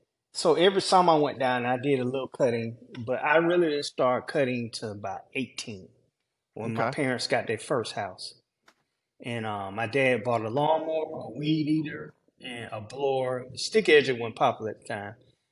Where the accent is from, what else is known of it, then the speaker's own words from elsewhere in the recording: Georgia, United States; I'm from Georgia.